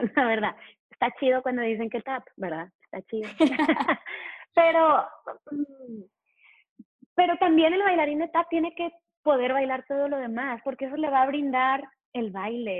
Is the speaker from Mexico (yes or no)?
yes; Mexico; yo nací, yo nací en México, no nací en Estados Unidos